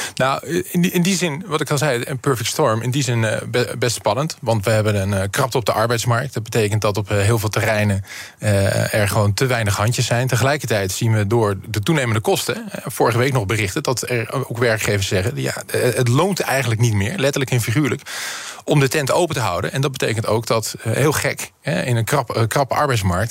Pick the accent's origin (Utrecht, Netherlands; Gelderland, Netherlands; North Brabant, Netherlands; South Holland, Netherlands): South Holland, Netherlands; Rotterdam; ik ben een echte Rotterdammer